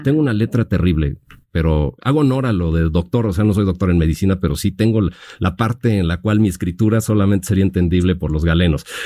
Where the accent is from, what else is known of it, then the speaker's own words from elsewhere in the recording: Mexico; como mexicanos